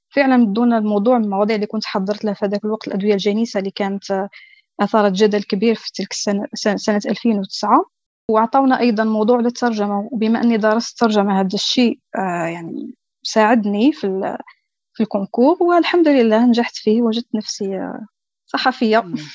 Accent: Algeria; عندنا في الجزائر

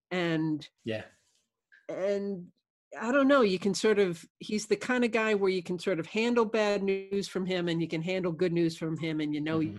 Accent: New York, United States; I grew up in New York like Andy did

